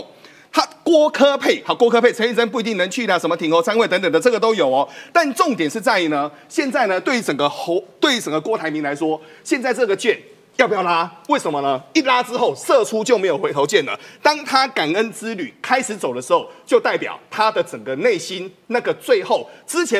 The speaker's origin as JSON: {"language": "Chinese", "region": "Changhua County", "country": "Taiwan", "tie": "born or raised there", "said": "那我跟各位谈一件事情哦，彰化是我自己的故乡，我本身是彰化人。"}